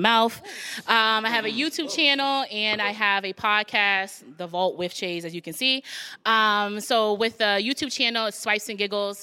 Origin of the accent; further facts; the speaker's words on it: Avon, Massachusetts, United States; I'm gonna say I'm from Massachusetts, but I'll say I'm from the Avon area